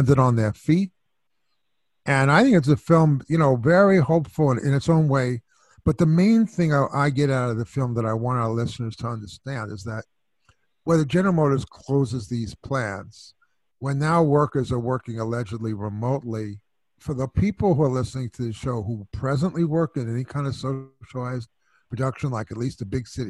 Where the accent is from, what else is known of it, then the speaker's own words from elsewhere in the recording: New York City, New York, United States; I'm from New York, too. So I'm from Brooklyn and Flatbush.